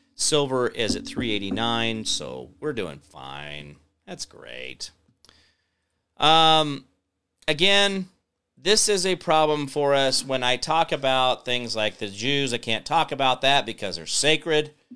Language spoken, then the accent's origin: English; Phoenix, Arizona, United States; now in Kansas, United States; I was born in Phoenix